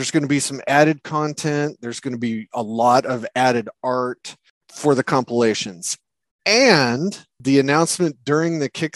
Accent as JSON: {"language": "English", "country": "United States", "said": "I'm an American"}